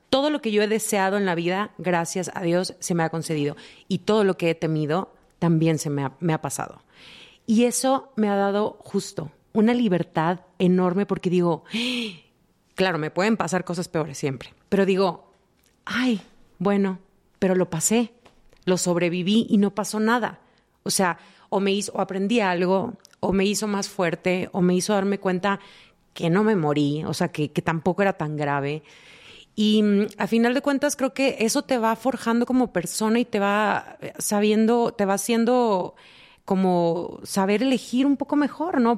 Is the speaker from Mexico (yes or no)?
yes; Mexico; siendo latinas, siendo mexicanas, la mayoría venimos como de familias donde se espera algo de ti